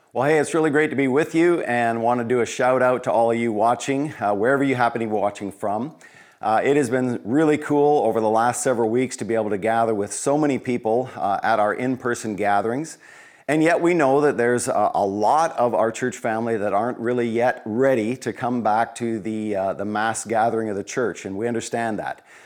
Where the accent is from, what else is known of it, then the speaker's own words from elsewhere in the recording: Colorado, United States; Growing up in Colorado, small kid in small town U S